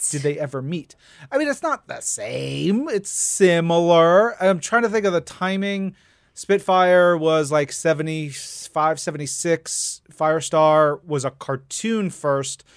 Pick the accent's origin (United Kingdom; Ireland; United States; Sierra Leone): United States; New York; I grew up in New York